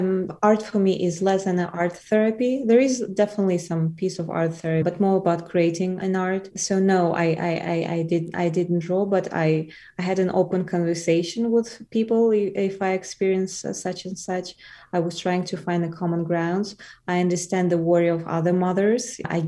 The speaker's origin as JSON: {"language": "English", "town": "Wuhan", "region": "Hubei", "country": "China", "second_language": "English", "said": "I'm a person from Wuhan, China."}